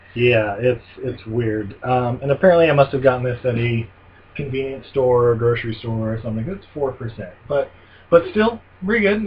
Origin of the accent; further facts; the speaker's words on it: Ogden, Utah, United States; moved away; my hometown of Ogden, Utah.